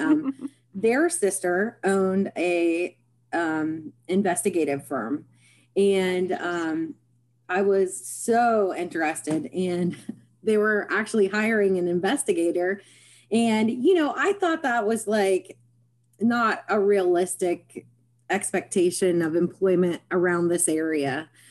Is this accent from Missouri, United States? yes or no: no; Parkersburg, West Virginia, United States; I was born in Parkersburg, West Virginia, and I have resided here my life, my whole life